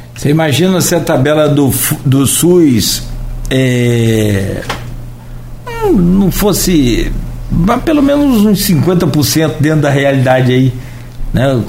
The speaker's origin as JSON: {"language": "Portuguese", "town": "Italva", "region": "Rio de Janeiro", "country": "Brazil", "tie": "born or raised there", "said": "porque eu sou de Italva e toda referência que a gente tem de saúde em Italva é, é Itaperuna"}